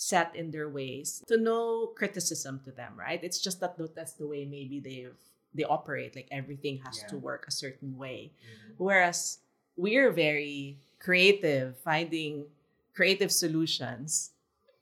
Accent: Philippines; also born or lived in Singapore; now in Shanghai, China; us being Filipino

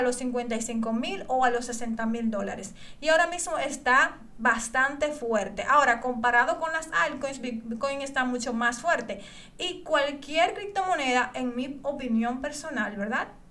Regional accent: Dominican Republic; yo aquí en mi país, República Dominicana

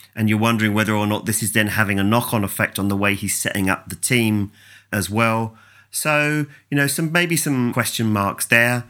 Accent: England, United Kingdom; as an Englishman

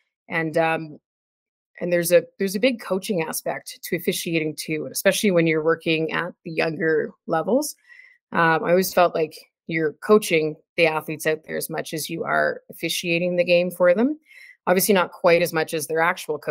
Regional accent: Ontario, Canada; moved away as an adult; now in Calgary, Canada; I grew up in Ontario and moved out to Calgary to go to university

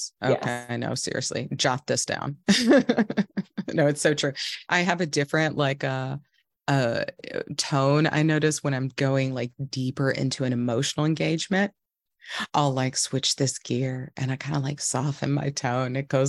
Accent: the South, United States; I felt like the narrative where I grew up in the South, we're all very like friendly, hospitable, this kind of thing

